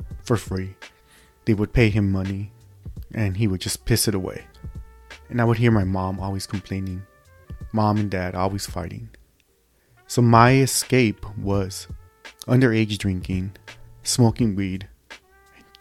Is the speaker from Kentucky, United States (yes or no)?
no; Los Angeles, California, United States; born and raised in East Los Angeles, California, United States of America.